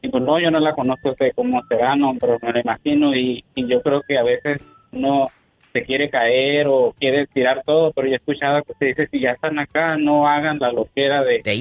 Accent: Álamos, Sonora, Mexico; now in Phoenix, United States; yo soy de, no sé si te había comentado, yo soy del, de, de Álamo, Sonora.

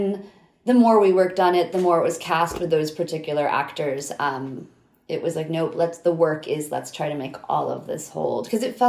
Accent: New Hampshire, United States; New Hampshire.

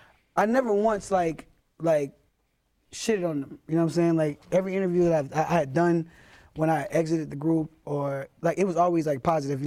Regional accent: Houston, Texas, United States; You know what I'm saying? From the greatest city in the entire fucking world, Houston, Texas.

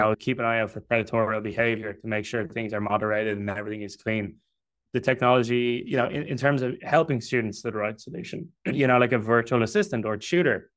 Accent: Dublin, Leinster, Ireland; I'm from Dublin in Ireland

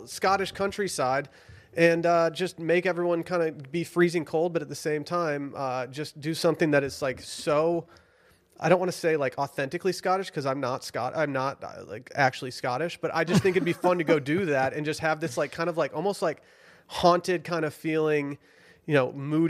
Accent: Michigan, United States; If she wanted to do like a Detroit Lions one, I'd be like, okay, that could be fun. I'm from Michigan.

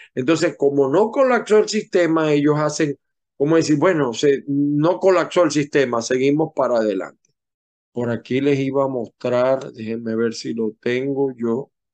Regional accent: Zulia, Venezuela; yo no nací formalmente en el Zulia, pero me siento tan zuliano como cualquiera porque el 98% de mi vida lo he vivido en el Zulia

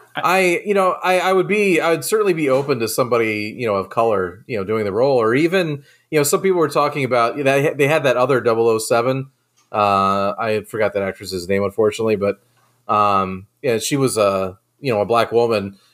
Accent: Nantucket, Massachusetts, United States; moved away; I grew up on Nantucket, uh, in Massachusetts

